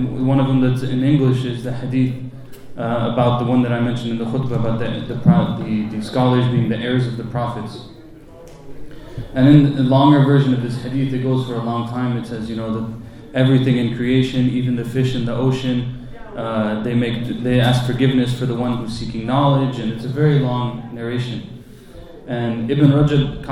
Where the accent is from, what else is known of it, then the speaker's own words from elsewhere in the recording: United States; growing up in America